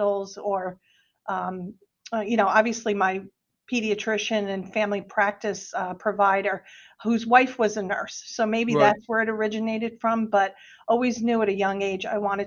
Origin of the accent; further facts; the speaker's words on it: New Jersey, United States; moved away as an adult; also born or lived in Middlesex County, New Jersey / Pennsylvania / Washington, D.C. / Delaware; I'm a Jersey girl. I'm originally from New Jersey.